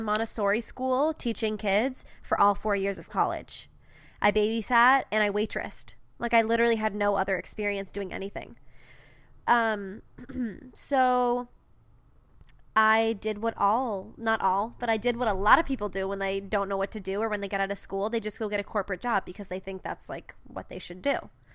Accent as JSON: {"language": "English", "region": "New Hampshire", "country": "United States", "said": "University of New Hampshire, um, in my, my home state"}